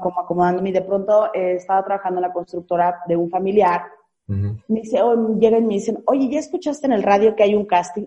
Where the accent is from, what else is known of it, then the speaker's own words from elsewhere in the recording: Naranjos, Veracruz, Mexico; moved away; tuve que regresar a mi, a mi ciudad, a mi pueblo natal, que es Naranjos, Veracruz